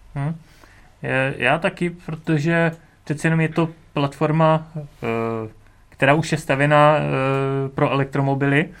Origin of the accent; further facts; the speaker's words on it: Beroun, Central Bohemian Region, Czechia; jsem z Berouna